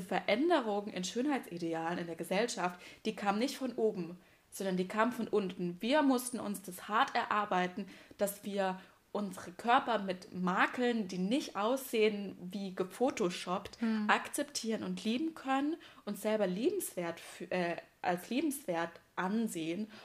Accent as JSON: {"language": "German", "region": "southwest Germany", "country": "Germany", "said": "ich komme aus dem Südwesten"}